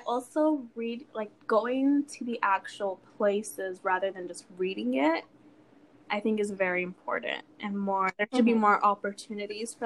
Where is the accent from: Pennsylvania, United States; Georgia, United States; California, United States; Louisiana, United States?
California, United States; now in Colorado, United States; from like California, mm-hmm. which I've lived in my whole life.